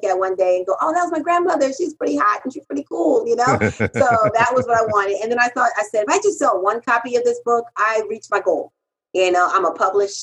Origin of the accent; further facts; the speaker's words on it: Haiti; now in United States; when I came from Haiti. I'm a Haitian immigrant